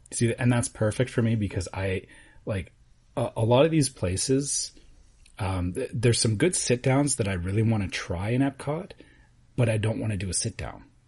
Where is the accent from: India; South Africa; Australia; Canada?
Canada; as a Canadian